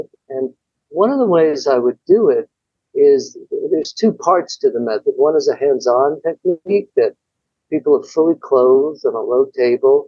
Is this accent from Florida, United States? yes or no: no; New York, United States; moved away; I'm from New York originally and I was living there